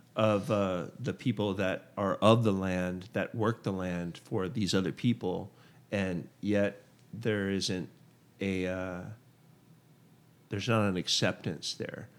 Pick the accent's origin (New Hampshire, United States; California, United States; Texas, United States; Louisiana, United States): Texas, United States; Port Lavaca; now in Austin, United States; I'm originally from Port Lavaca, Texas